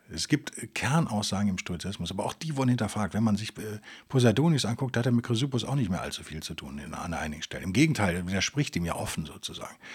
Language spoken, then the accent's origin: German; West Germany, Germany; Es ist einfach viel zu weit weg von da, wo ich herkomme und hat, irgendwie ist es halt so super isoliert da in Sibirien für einen Westdeutschen.